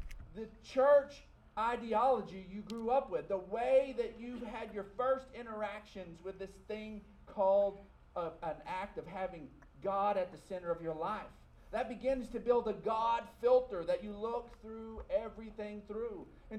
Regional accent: Texas, United States; People who were born and raised in West Texas see life a certain way. Not that all of us are cookie cutter and all of us, but your life growing up in West Texas, your life growing up in America

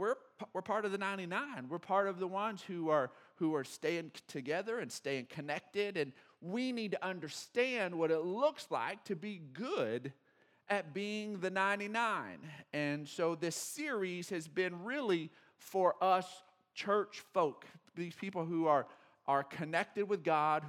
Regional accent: Odessa, Texas, United States; I grew up in Odessa

